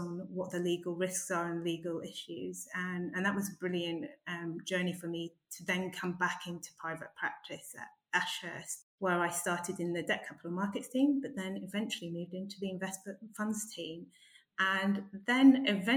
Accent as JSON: {"language": "English", "region": "Yorkshire and the Humber", "country": "United Kingdom", "said": "I'm also from the north of England, which I'm incredibly proud of. I'm a Yorkshire lass"}